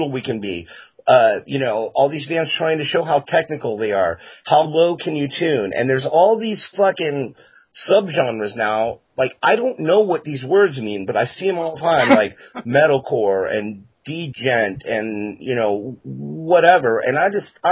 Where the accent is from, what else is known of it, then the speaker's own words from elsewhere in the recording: Florida, United States; I'm from Florida, but the rest of my family's all from Virginia